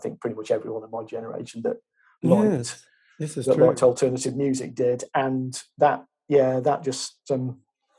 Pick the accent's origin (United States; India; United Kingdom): United Kingdom; Chesterfield, East Midlands; I was from Chesterfield, that was literally 10 minutes away on the train.